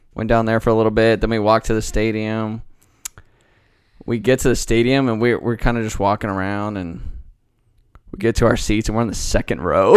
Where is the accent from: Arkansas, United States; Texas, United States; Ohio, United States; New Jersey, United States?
Texas, United States; Dallas; I'm from Dallas